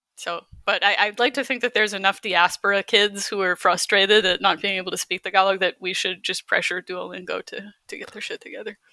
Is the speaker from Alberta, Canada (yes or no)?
yes; Calgary, Alberta, Canada; moved away as an adult; also born or lived in Baguio City, Philippines / Halifax; I grew up in Calgary